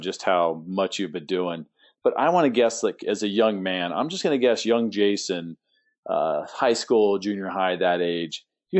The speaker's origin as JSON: {"language": "English", "region": "California", "country": "United States", "moved": "yes", "lives_now": "Tampa, United States", "said": "my home state of California"}